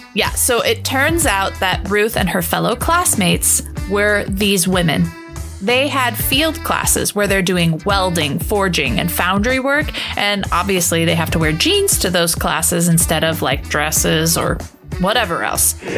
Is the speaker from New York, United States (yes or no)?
no; Northern Virginia, United States; I'm from Northern Virginia